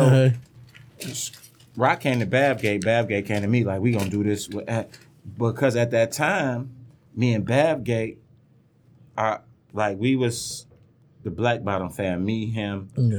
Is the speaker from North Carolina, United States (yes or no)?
no; Highland Park, Michigan, United States; Well, I'm from Highland Park, man.